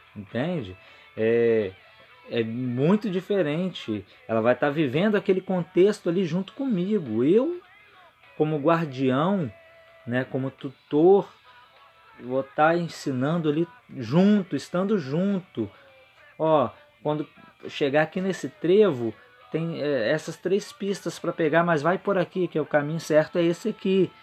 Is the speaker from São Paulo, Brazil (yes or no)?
no; Vitória, Espírito Santo, Brazil; eu sou de Vitória, Espírito Santo